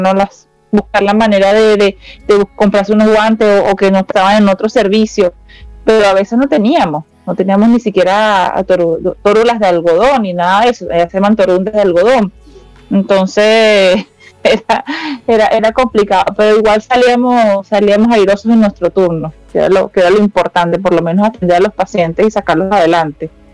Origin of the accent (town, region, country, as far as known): Maracay, Aragua, Venezuela; moved away as an adult; now in Santiago, Chile